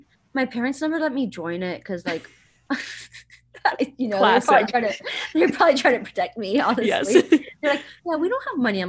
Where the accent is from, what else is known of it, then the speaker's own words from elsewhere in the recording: Miami, Florida, United States; moved away as an adult; also born or lived in Cuba; now in Atlanta, United States; I am 27, so I'm a little older. I was born in Cuba. Cool. I didn't know that. I grew up in Miami, and now I live in Atlanta, Georgia